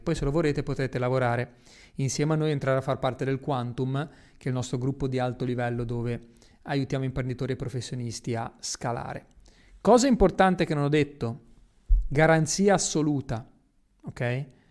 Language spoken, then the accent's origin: Italian; Genoa, Liguria, Italy; moved away; also born or lived in Miami / Dubai; Io da piccolo giravo nelle strade di Genova e mi stava stretta, a me la mia città mi stava stretta